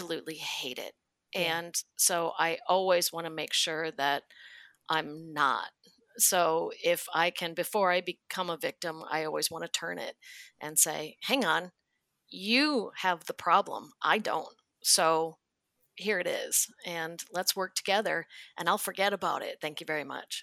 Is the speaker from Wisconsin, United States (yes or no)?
yes; Wisconsin, United States; moved away; I'm from Hick, Wisconsin